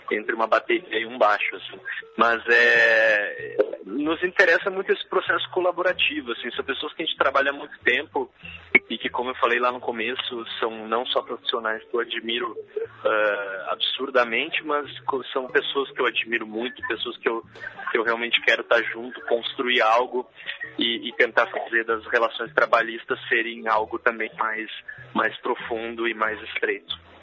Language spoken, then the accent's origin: Portuguese; Gaúcho, Rio Grande do Sul, Brazil; na minha vida como como gaúcho e como brasileiro